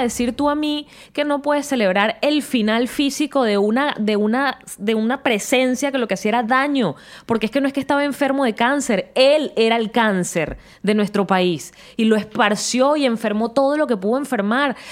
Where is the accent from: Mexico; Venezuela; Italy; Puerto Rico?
Venezuela; yo como venezolana